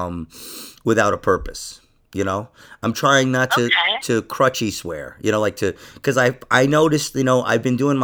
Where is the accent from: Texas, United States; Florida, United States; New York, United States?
New York, United States; I'm from New York.